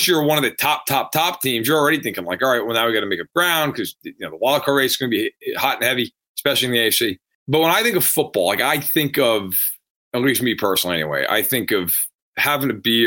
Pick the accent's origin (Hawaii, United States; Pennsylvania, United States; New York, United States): New York, United States; I grew up in New York